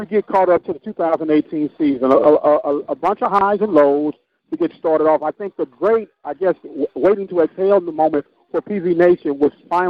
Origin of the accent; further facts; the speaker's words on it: St. Louis, Missouri, United States; now in Houston, United States; I'm from St. Louis.